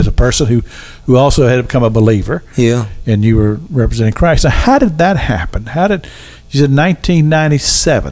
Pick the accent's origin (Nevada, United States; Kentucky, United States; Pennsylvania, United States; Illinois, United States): Kentucky, United States; moved away as an adult; also born or lived in Tallahassee, Florida; I'm from Kentucky